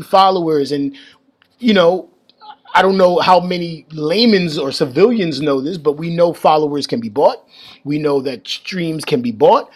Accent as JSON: {"language": "English", "region": "New York", "country": "United States", "tie": "born or raised there", "said": "I grew up in New York"}